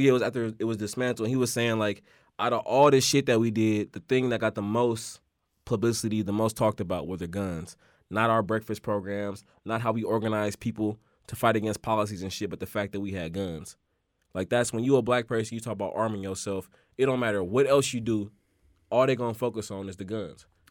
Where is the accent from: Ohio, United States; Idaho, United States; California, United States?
California, United States; Oakland; I grew up in Oakland